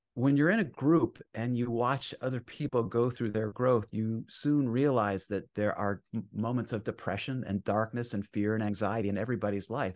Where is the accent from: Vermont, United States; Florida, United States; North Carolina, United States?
Vermont, United States; moved away; I grew up in Vermont in the sixties